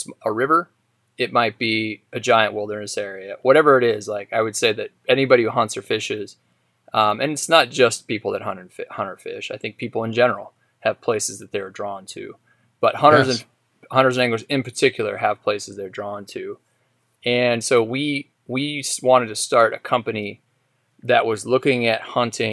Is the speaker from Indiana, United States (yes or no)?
no; Idaho, United States; growing up in Idaho